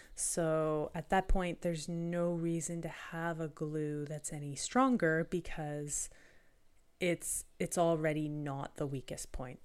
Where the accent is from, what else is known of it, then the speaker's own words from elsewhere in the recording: Canada; being Canadian